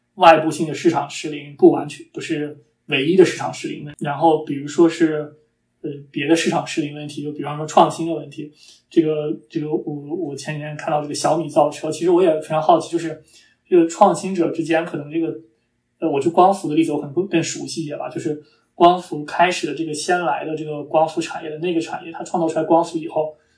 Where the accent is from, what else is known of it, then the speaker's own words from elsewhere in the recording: China; 我们中国人